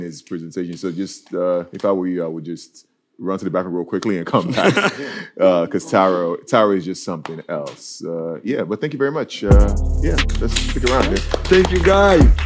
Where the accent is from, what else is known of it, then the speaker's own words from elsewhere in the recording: Nigeria; now in Norway; my story growing up in Nigeria.